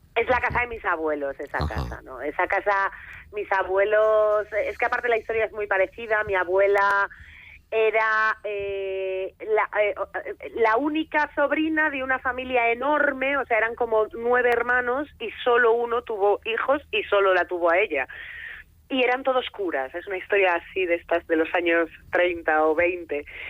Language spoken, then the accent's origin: Spanish; Foz, Galicia, Spain; mi pueblo, que es Foz, es un pueblo de la, de la costa de Lugo